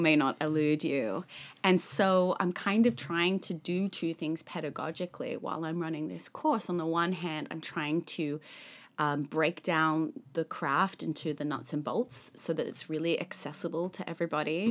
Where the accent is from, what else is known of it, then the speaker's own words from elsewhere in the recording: Sydney, New South Wales, Australia; moved away; I grew up in Sydney, Australia